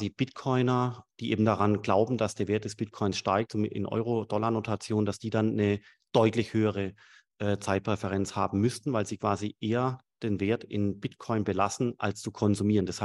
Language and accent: German; Swabia, Germany; Sag ich als Schwabe.